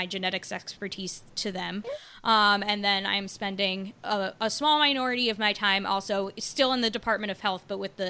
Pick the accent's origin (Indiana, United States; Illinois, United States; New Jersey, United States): New Jersey, United States; also born or lived in Baltimore; I moved back home to New Jersey, where I'm from